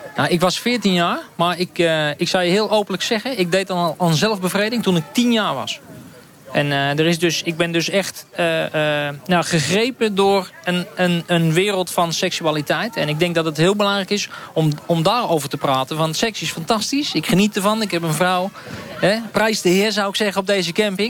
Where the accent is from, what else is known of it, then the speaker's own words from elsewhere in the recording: Bunschoten-Spakenburg, Utrecht, Netherlands; Ik kom uit Bunschoten Spakenburg